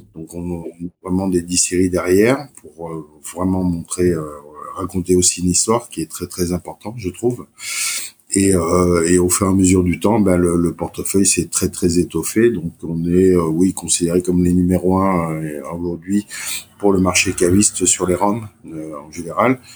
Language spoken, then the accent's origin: French; Martinique; je suis originaire de Martinique